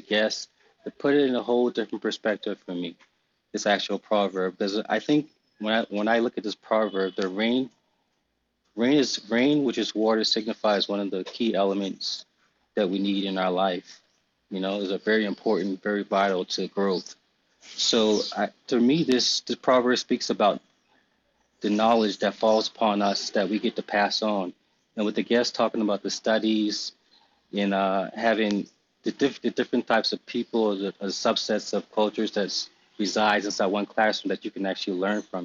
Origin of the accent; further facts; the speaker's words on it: Charleston, South Carolina, United States; moved away as an adult; also born or lived in Nairobi, Kenya; now in Seattle, United States; me growing up on the East Coast of Charleston, South Carolina